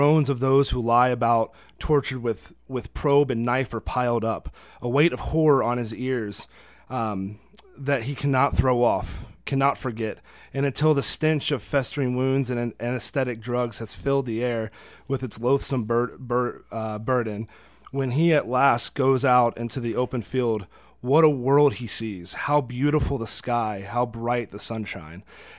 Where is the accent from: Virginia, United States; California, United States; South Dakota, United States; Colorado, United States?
Virginia, United States; moved away; And I'm from Virginia, so our accents come out every now and then.